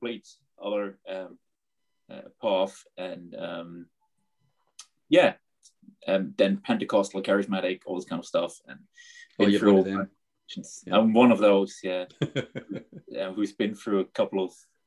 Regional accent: Black Forest, Baden-Württemberg, Germany; I basically grew up in the Black Forest area in Germany

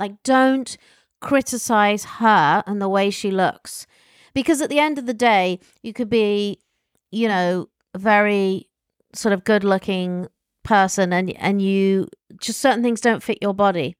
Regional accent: England, United Kingdom; from England

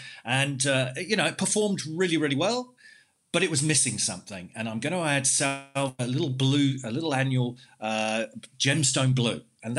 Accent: London, United Kingdom; now in Western Australia, Australia; I came here in 94 from London and everyone was watering twice a day, 7 days a week

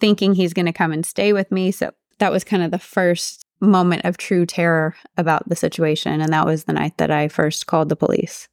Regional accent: Odessa, Texas, United States; all my family left my hometown of Odessa, Texas

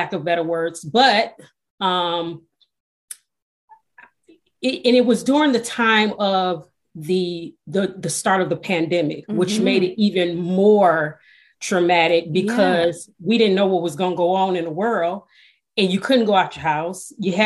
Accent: Detroit, Michigan, United States; I was born and raised in Detroit, Michigan

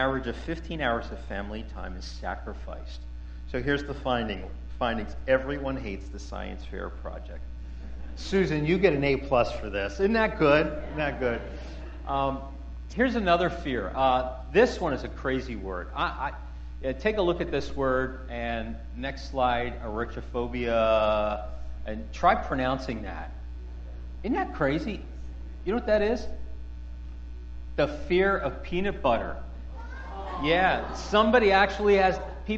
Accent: Philadelphia, Pennsylvania, United States; I grew up in Philadelphia, West Philadelphia, born and raised

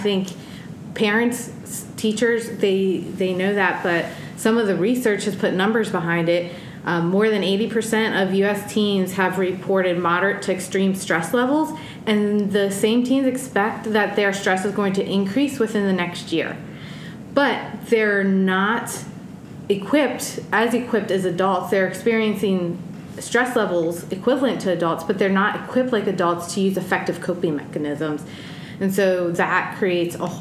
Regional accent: East Coast, United States; moved away as an adult; now in Washington, United States; I grew up on the East Coast, and now I'm experiencing the Pacific Northwest and the beautiful Palouse

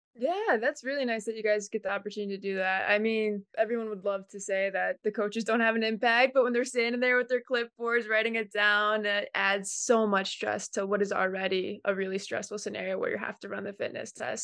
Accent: Cleveland, Ohio, United States; moved away; I'm from Cleveland, Ohio

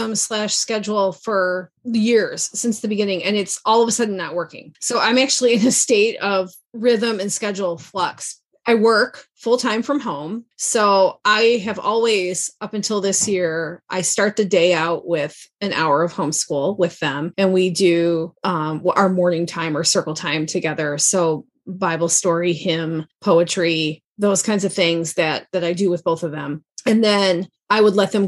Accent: Midwest, United States; moved away as an adult; also born or lived in the South (US); we moved from the South back home to the Midwest

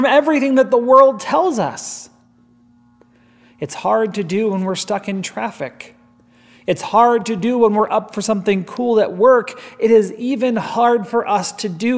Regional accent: Gregory, South Dakota, United States; moved away; the Christian radio station in my hometown of Gregory, South Dakota

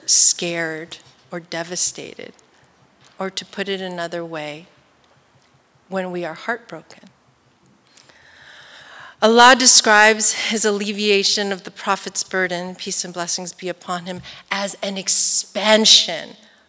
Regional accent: East Bay, San Francisco Bay Area, California, United States; I'm from the East Bay in the Bay Area.

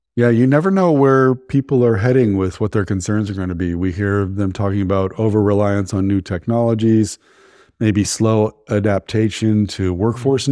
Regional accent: Menlo Park, California, United States; I grew up in Menlo Park, where all the VCs are

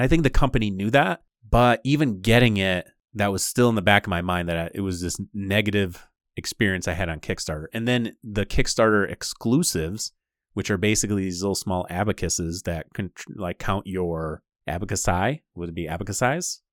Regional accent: Michigan, United States; we're from Michigan. So our podcast is primarily based in, like, the Michigan area

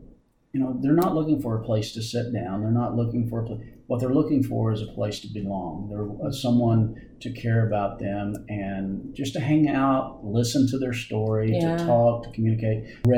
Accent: Southern US, United States; Like in my family, growing up in Middle America and especially kind of in the South, to be respectful, you always said ma'am or sir.

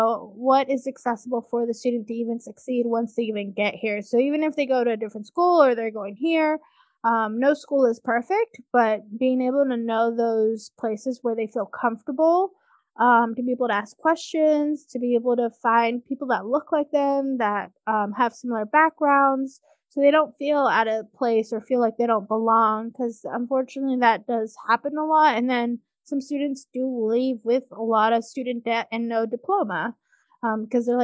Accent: California, United States; moved away as an adult; also born or lived in Washington State; now in Washington, United States; I grew up in California, and then I came up to college at St. Martin's University in Washington State

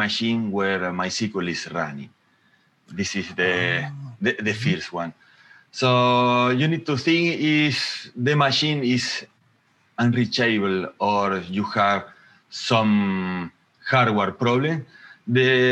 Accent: Argentina; now in Mendoza, Argentina; I am from Argentina, living in Mendoza City.

